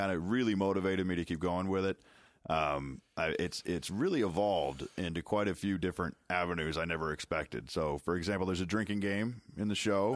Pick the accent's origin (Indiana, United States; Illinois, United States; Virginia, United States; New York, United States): Illinois, United States; Chicago; I'm from Chicago